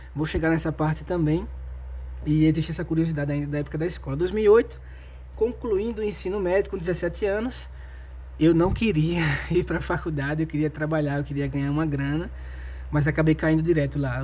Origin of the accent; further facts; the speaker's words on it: Maceió, Alagoas, Brazil; Eu sou alagoano de Maceió moro num bairro de classe média baixa